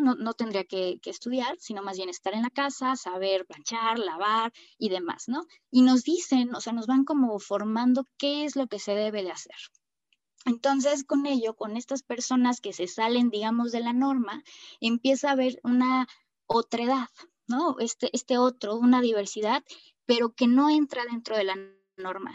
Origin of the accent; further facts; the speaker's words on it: Mexico City, Mexico; soy mexicana, y eh, nacida en la Ciudad de México